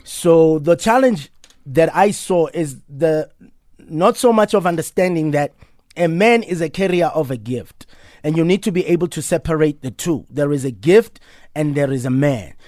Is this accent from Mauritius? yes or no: no; Soweto, Gauteng, South Africa; I'm actually taking care of the house that I grew up